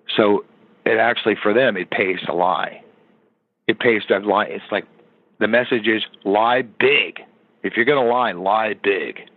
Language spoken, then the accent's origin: English; United States; I'm an American citizen